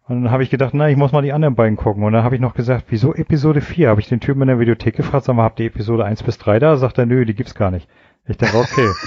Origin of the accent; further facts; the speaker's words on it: East Germany, Germany; ich bin ja in der DDR